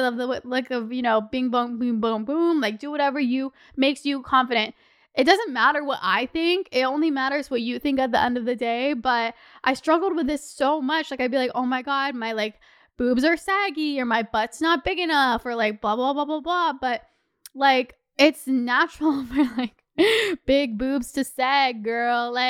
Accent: Toronto, Ontario, Canada; Also, we are from Toronto.

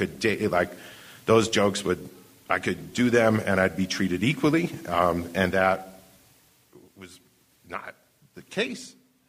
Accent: New Hampshire, United States; I'm from New Hampshire

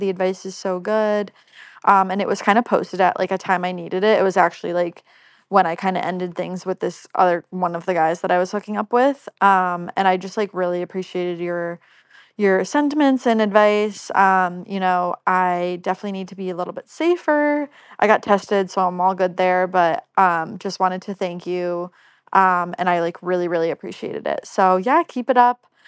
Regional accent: the South, United States; accent: Southern; my terrible Southern accent

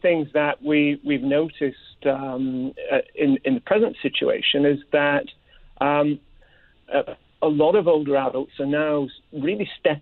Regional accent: United Kingdom; moved away; I myself, as you can probably tell, I'm originally from Britain.

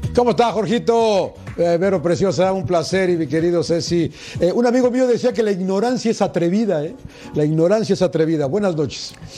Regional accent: Mexico; yo sé que soy mexicano

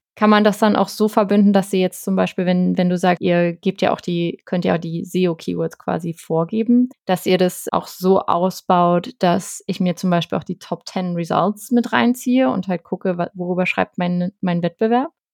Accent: Berlin, Germany; ich als Berliner

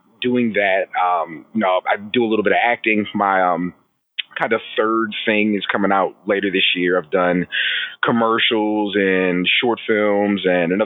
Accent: San Antonio, Texas, United States; also born or lived in Southern Maryland; now in Austin, United States; Originally from Southern Maryland. I grew up in San Antonio, Texas. I've lived in Austin, Texas for a little over 15 years now.

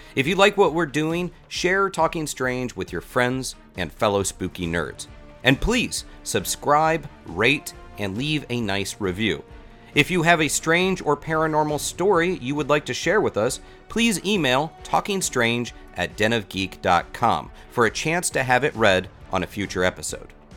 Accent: Florida, United States; I grew up in Florida

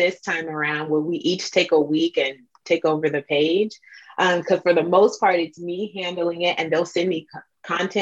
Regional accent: Nigeria; I'm Nigerian

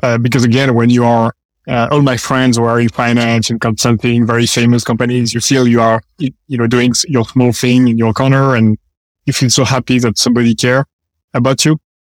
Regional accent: France; moved away as an adult; also born or lived in Paris / London / San Francisco; now in United States; We are engineers. We come from France

